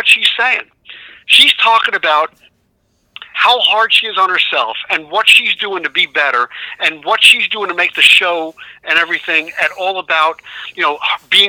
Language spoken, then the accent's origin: English; North Bergen, New Jersey, United States; I grew up near North Bergen.